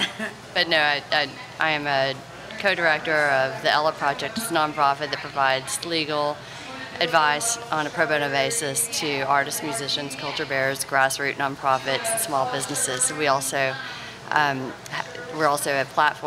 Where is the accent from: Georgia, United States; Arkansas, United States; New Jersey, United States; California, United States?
Arkansas, United States; Hot Springs; moved away as an adult; now in New Orleans, United States; I've been here 25 years, but I'm from Hot Springs, Arkansas, originally.